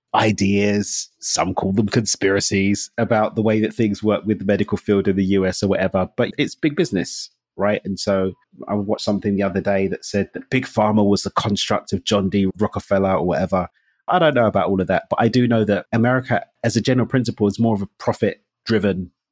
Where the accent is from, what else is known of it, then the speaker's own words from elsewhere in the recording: England, United Kingdom; moved away as an adult; now in Mexico; I'm English